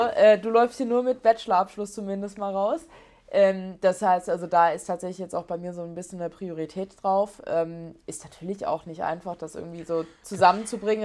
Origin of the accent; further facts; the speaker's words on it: Ettlingen, Baden-Württemberg, Germany; also born or lived in Heidelberg / Stuttgart; da bin ich dann auch richtig äh, Patriot für meine Heimat